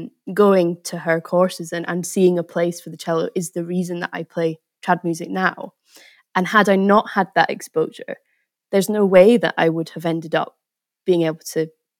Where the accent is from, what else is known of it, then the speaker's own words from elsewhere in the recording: Scotland, United Kingdom; a tradition that's from Scotland, you know, and it's trying to sort of, from my hometown